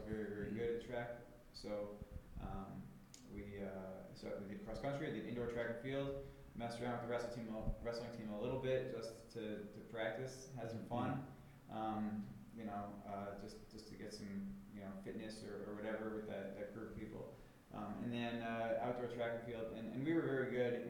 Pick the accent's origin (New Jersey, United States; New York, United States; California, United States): New York, United States; Long Island; I grew up on Long Island